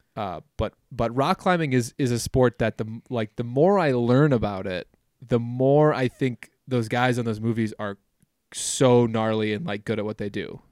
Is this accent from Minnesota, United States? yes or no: yes; Minnesota, United States; now in Wyoming, United States; growing up in Minnesota, everybody has cabins